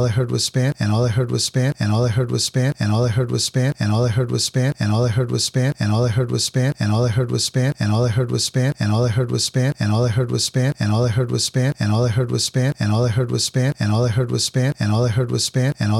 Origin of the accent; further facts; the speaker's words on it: Boston, Massachusetts, United States; I was born in Boston City Hospital, which is now Boston Medical Center. And I grew up in this awesome city, que se llama Boston